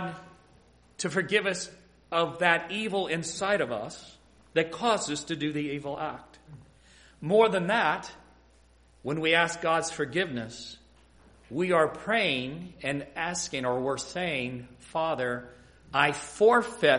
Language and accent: English; Ohio, United States; moved away as an adult; also born or lived in Michigan; Growing up in Ohio, I'm just coming back home after about an absence of about 30 years